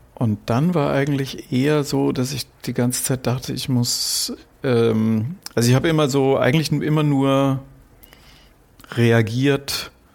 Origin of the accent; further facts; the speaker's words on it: Frankfurt, Hesse, Germany; ich bin in Frankfurt aufgewachsen